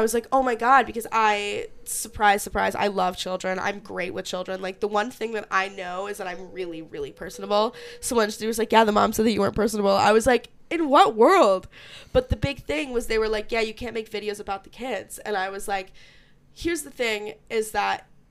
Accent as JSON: {"language": "English", "town": "Syracuse", "region": "New York", "country": "United States", "said": "I'm from Syracuse"}